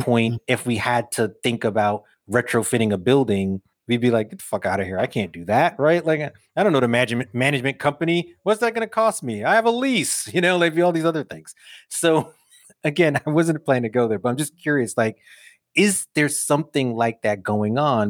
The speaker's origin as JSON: {"language": "English", "town": "New York City", "region": "New York", "country": "United States", "tie": "born or raised there", "said": "young dude growing up in Brooklyn"}